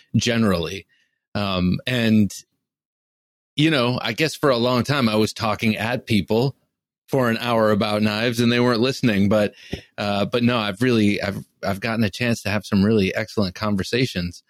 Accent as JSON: {"language": "English", "town": "Cleveland", "region": "Ohio", "country": "United States", "tie": "born or raised there", "said": "I grew up outside Cleveland, Ohio, in the suburbs on the east side of outside of Cleveland, Ohio"}